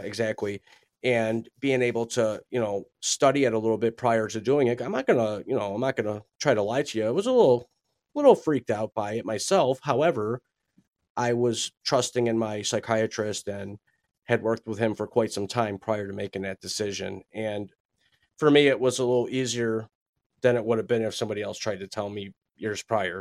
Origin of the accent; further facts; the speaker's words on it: Buffalo, New York, United States; born and raised in Buffalo, New York